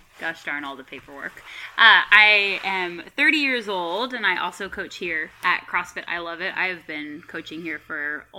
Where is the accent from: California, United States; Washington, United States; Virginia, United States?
Washington, United States; Burlington; moved away as an adult; also born or lived in Bellingham, Washington; now in Lynden, United States; we live here in Linden. I'm originally from Burlington, so I went to Burlington Edison High School.